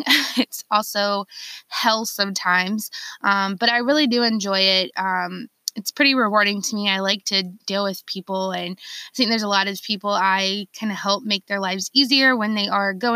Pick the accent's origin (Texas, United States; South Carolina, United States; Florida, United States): South Carolina, United States; Charleston; I'm born and raised in Charleston, South Carolina